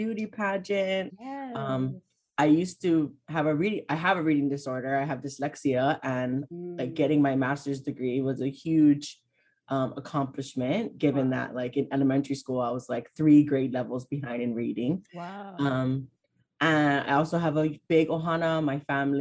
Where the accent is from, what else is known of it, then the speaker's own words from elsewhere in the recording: Hawaii, United States; also born or lived in Oregon / New York; I live in Hawaii. I was born and raised here.